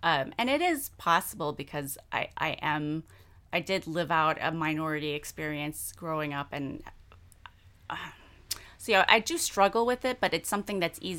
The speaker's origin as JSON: {"language": "English", "town": "San Antonio", "region": "Texas", "country": "United States", "tie": "born or raised there", "said": "I grew up in San Antonio. Hispanics are actually majority culture in San Antonio, but right. But I was the only Asian kid in my entire high school experience up until when I was a senior."}